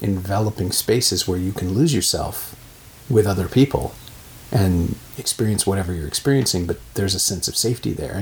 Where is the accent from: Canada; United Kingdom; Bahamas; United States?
Canada; I grew up in Canada